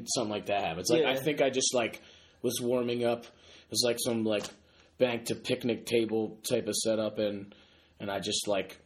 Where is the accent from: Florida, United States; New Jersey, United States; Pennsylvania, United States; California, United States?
Pennsylvania, United States; Philadelphia; moved away as an adult; now in Boston, United States; I am from Philly. I grew up right outside like the city, like 5 minutes, five minutes, like 5 miles right outside of West Philly